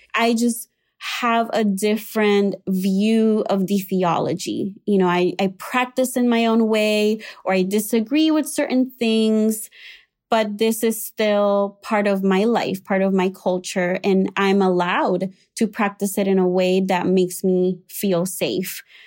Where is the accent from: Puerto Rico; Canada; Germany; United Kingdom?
Puerto Rico; moved away as an adult; now in Chicago, United States; I was raised in Puerto Rico in an evangelical slash Pentecostal, uh, church